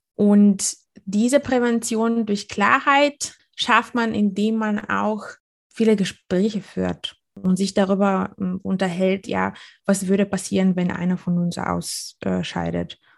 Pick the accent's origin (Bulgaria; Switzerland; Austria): Bulgaria; now in Germany; komme ich aus Bulgarien